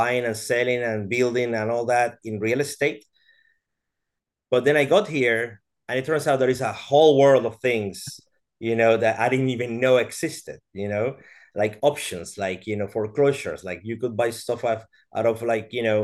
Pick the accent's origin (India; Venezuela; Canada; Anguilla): Venezuela; moved away as an adult; also born or lived in Brazil; I am Venezuelan. I was born in Venezuela.